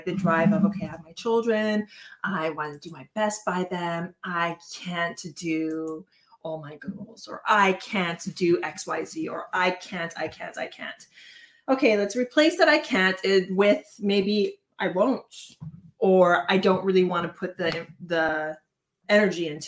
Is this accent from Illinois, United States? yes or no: no; Hawaii, United States; I was born in Hawaii, I am Hawaiian